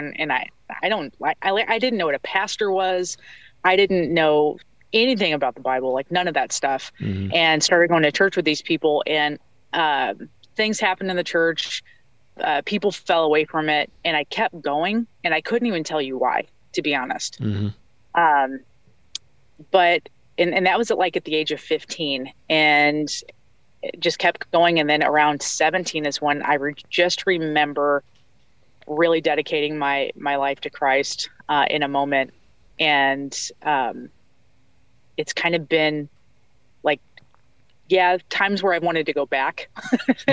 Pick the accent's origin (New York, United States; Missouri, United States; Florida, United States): Missouri, United States; outside of St. Louis; I'm from the Midwest, outside of St. Louis